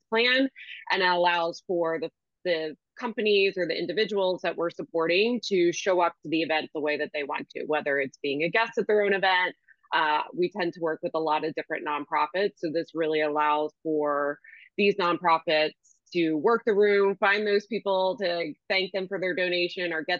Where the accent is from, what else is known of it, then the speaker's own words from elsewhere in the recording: Washington Township, New Jersey, United States; the community that I grew up in Washington Township